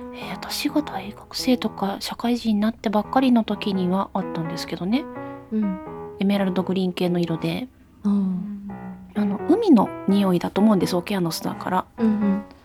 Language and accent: Japanese; Hiroshima, Japan; 私もあの広島人なので